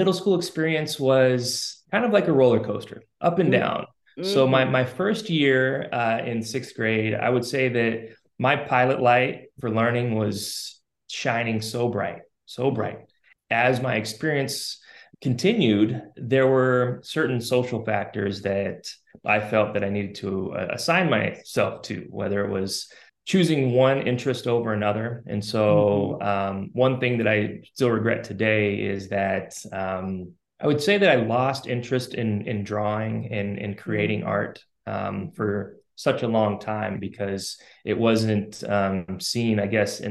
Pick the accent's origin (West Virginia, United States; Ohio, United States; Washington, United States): Washington, United States; Spokane; I was born and raised in Spokane, Washington